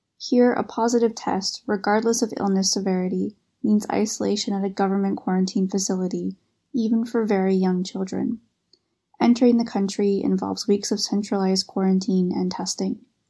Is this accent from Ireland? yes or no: no; Canada; moved away as an adult; now in Beijing, China; I'm from Canada, currently living in Beijing, working at an international school